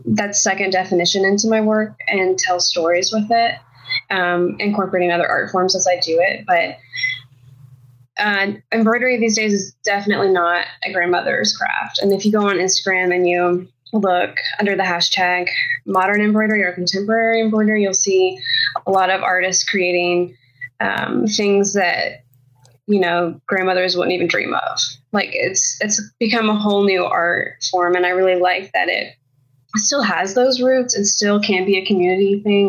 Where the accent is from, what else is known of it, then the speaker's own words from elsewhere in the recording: United States; I'm from the United States, which is why I'm the only one without a really cool accent in this conversation